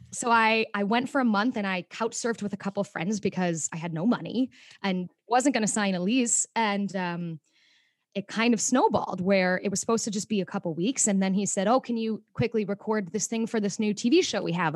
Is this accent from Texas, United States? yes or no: no; Mokena, Illinois, United States; born or raised there; moved away as an adult; also born or lived in Chicago, Illinois; now in New York City, United States